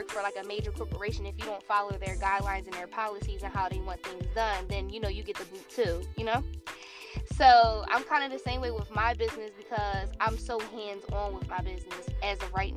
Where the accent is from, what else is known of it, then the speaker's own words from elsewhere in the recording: New Jersey, United States; moved away as an adult; also born or lived in Los Angeles; I'm originally from New Jersey, but my brand was birthed in LA. So I moved to Los Angeles when I was 19 years old